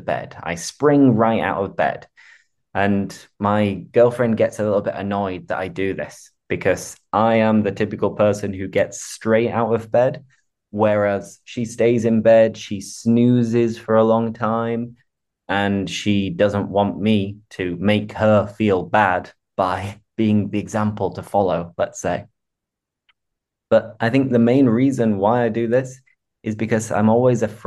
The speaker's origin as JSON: {"language": "English", "region": "England", "country": "United Kingdom", "also_born_or_lived": "Seville, Spain", "moved": "as an adult", "said": "being English, I am very familiar with rain"}